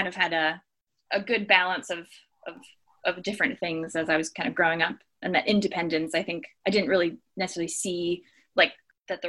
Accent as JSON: {"language": "English", "area": "near Harrisburg", "region": "Pennsylvania", "country": "United States", "moved": "as an adult", "lives_now": "Great Lakes, United States", "said": "I'm originally from Eders, Pennsylvania, which is just outside of Harrisburg, Pennsylvania"}